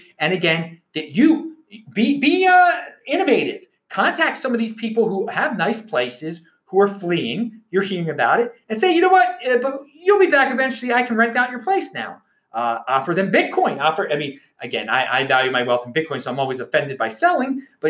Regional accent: Baltimore, Maryland, United States; if you're from a city like I am, I'm from the Baltimore area.

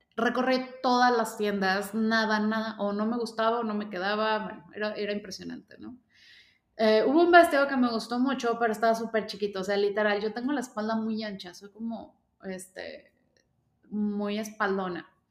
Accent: León, Guanajuato, Mexico; yo soy de León, Guanajuato

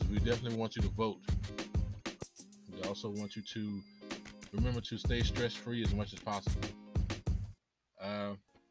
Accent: Blythewood, South Carolina, United States; I'm from Blythewood, South Carolina

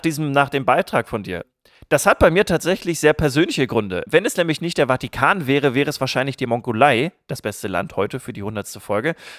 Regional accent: area near Barbecke, Lower Saxony, Germany; Barbecke ist ein Nachbardorf aus meiner Heimat

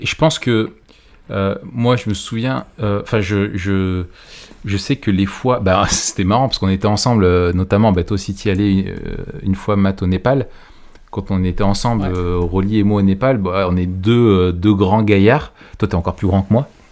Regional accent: France; chez nous en France

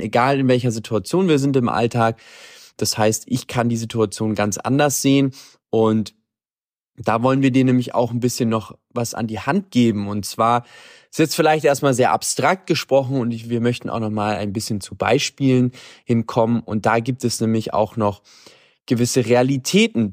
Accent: Germany; now in Paraguay; bei uns in Deutschland

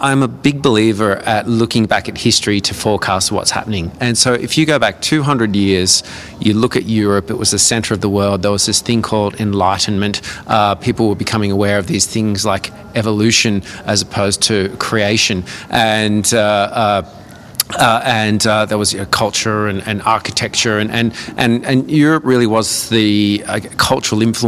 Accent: Newcastle, New South Wales, Australia; also born or lived in Brisbane / Toronto; now in Adelaide, Australia; I grew up in Newcastle

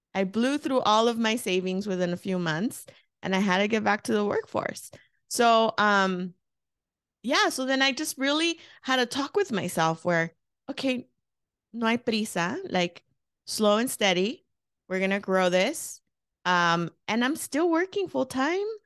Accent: Los Angeles, California, United States; moved away as an adult; now in Phoenix, United States; I um was born and raised in East Los Angeles, California. I moved to Phoenix 16 years ago.

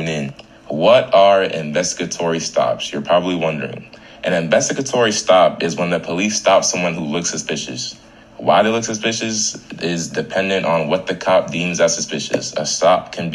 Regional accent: Tampa, Florida, United States; I am from Tampa, Florida, 813.

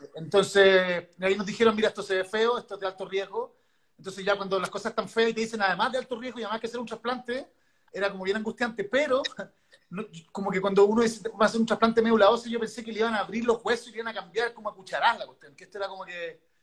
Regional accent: Santiago, Santiago Metropolitan Region, Chile; soy de Santiago.

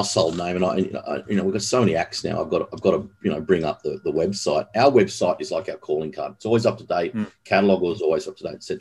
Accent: Australia; also born or lived in Los Angeles; now in Sydney, Australia; being an Aussie

